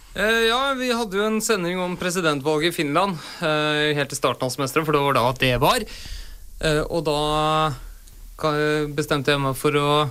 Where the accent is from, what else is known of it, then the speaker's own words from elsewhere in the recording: Oslo, Norway; født og oppvokst på Oslos bedre side